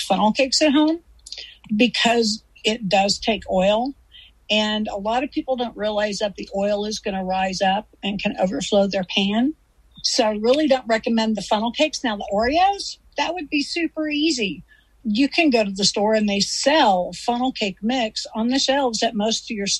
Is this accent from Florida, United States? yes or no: no; Missouri, United States; moved away; I'm from Missouri. That's where I was born and raised